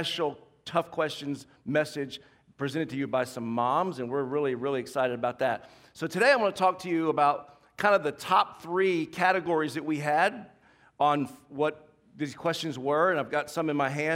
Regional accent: the South, United States; moved away; I grew up in the South

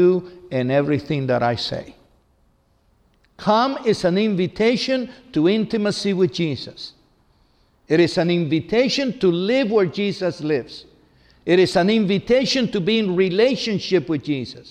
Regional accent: Cuba; I was baptized in my hometown in Cuba

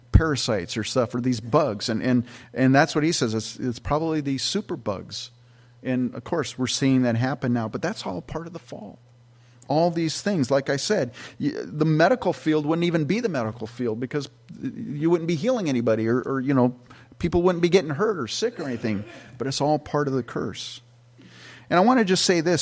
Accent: Campbell, California, United States; also born or lived in Canada; we used to live in Campbell, California, when we first moved out from where I was born in Canada, moved to California.

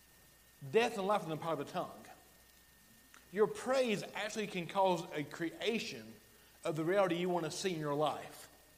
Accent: Alabama, United States; accent: Alabama; my Alabama accent

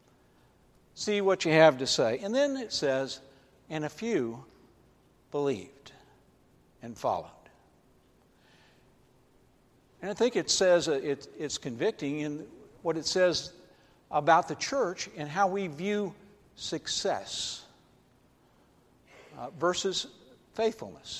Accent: Atlanta, Georgia, United States; I grew up in Atlanta, Georgia.

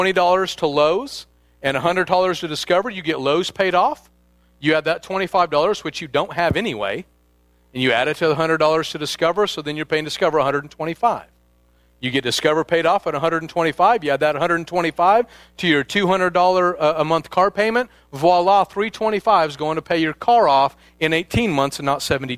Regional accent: Midwest, United States; now in Northern California, United States; I'm from the Midwest

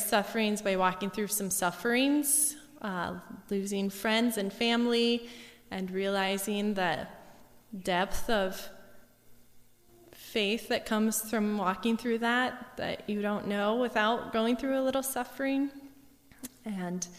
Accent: Gettysburg, South Dakota, United States; now in Mina Lake, United States; I grew up in Gettysburg, and my parents took me to church and sent me to church camp every summer

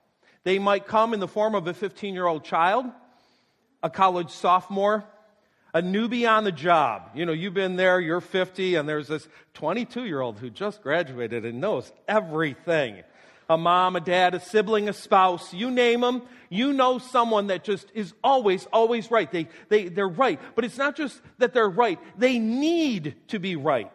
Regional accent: North Tonawanda, New York, United States; my hometown North Tondawanda

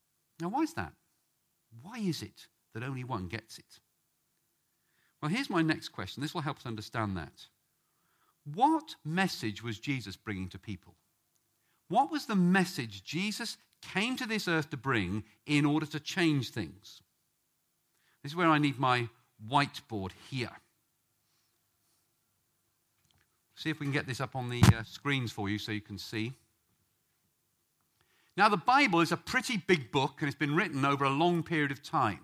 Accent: England, United Kingdom; we English

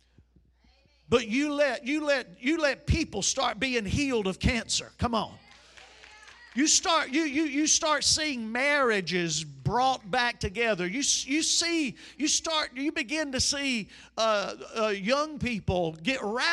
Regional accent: United States; I'm from Chambers County

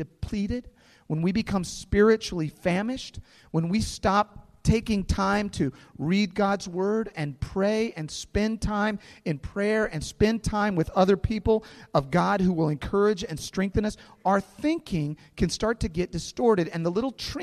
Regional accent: St. Louis, Missouri, United States; some friends that I grew up with here in St. Louis

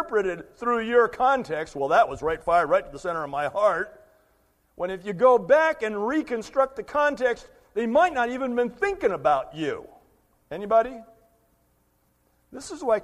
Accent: United States; we make as American Christians

